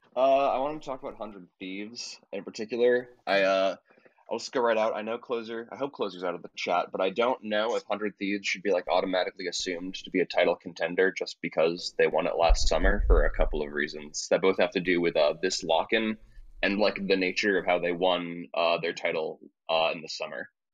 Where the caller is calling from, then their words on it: upstate New York, United States; also born or lived in Boston; I'm calling from upstate New York.